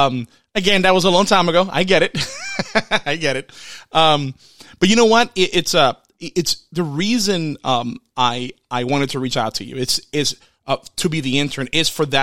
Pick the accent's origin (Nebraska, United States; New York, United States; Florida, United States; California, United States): Florida, United States; Orlando; I'm from the Orlando area